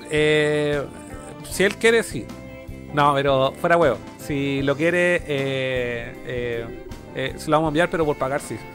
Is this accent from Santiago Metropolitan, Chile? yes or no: yes; Santiago, Santiago Metropolitan, Chile; Yo soy de Santiago, la, tierra de las chelas.